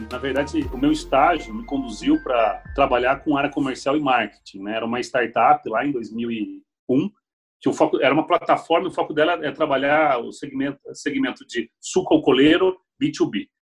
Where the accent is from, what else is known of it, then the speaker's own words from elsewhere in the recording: Piracicaba, São Paulo, Brazil; sou natural de Piracicaba, estou com 41 anos, né?